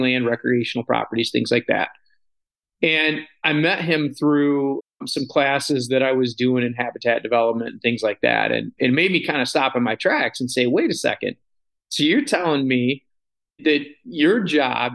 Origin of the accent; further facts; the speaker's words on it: Sanford, Michigan, United States; my hometown of Sanford / Midland County